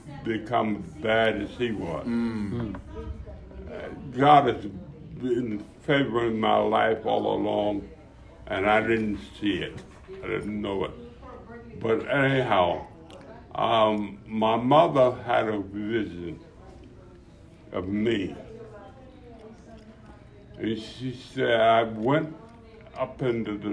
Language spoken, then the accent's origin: English; Philadelphia, Pennsylvania, United States; knuckleheads from North Philadelphia